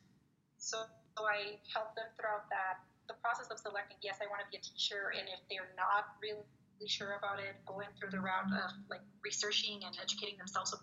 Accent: Mexico; first language Spanish; English is a second language; moved away as an adult; now in United States; I lived in Mexico from when I was born all the way to 24, I believe it was, when I moved to the United States.

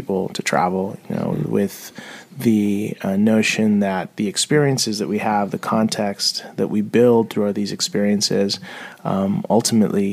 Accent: San Diego, California, United States; also born or lived in Mexico City, Mexico; now in Portland, United States; I left Mexico City when I was 5, and I grew up in San Diego

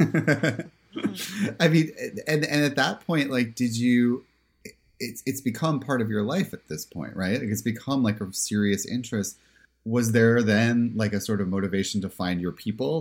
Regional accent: Pennsylvania, United States; I'm from Pennsylvania

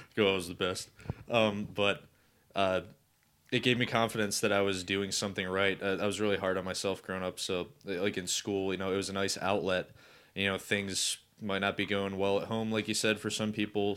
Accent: Cleveland, Ohio, United States; this kid from Cleveland. and I have my accent

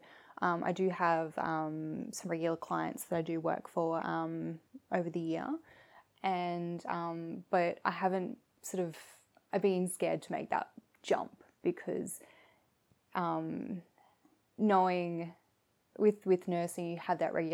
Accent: Shepparton, Victoria, Australia; I'm from Shepparton originally

